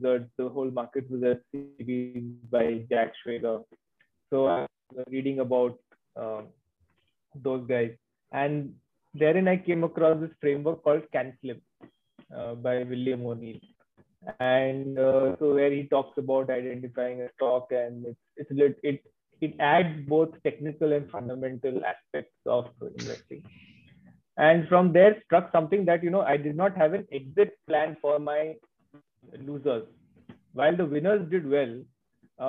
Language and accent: English; Kolkata, West Bengal, India; I'm actually from Calcutta. So I studied in Calcutta and I did my articleship in Calcutta.